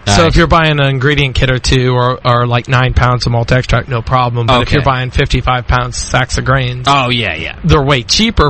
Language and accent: English; East Coast, United States; moved away; I grew up in the East Coast, too.